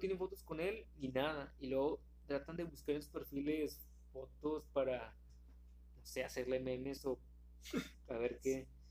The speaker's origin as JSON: {"language": "Spanish", "town": "Monterrey", "region": "Nuevo León", "country": "Mexico", "said": "nosotros somos de aquí de Monterrey"}